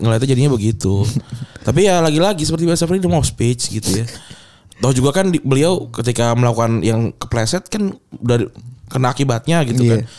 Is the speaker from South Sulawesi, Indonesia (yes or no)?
no; Kuningan, West Java, Indonesia; moved away; dari daerah, eh, kampung gua, dari Kuningan